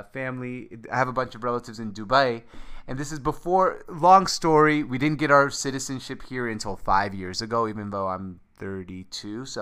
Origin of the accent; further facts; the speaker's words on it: Seattle, Washington, United States; moved away as an adult; also born or lived in Damascus, Syria; now in New York, United States; I grew up in Seattle